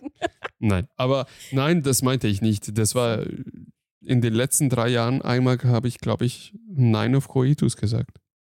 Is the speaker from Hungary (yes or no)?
yes; Hungary; German is a second language; now in Germany; ich bin Ungar, ich komme aus Ungarn